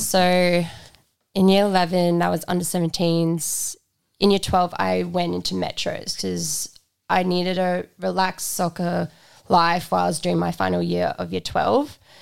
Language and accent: English; South Africa; now in Australia; I'm from South Africa, so moving to Australia was a really big thing